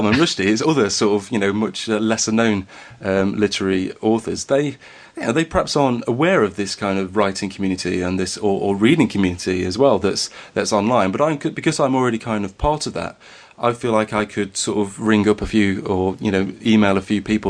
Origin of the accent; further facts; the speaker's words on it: Derbyshire, East Midlands, United Kingdom; accent: slightly Derbyshire; just a northern lad with a slightly Derbyshire accent